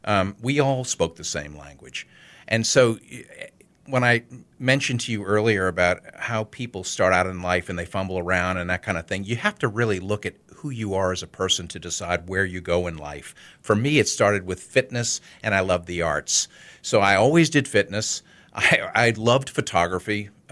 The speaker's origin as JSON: {"language": "English", "town": "New Orleans", "region": "Louisiana", "country": "United States", "tie": "born or raised there", "also_born_or_lived": "Connecticut", "said": "Born and raised in New Orleans. Actually, I went to high school in Connecticut, but yeah, I came back to New Orleans and graduated from Tulane."}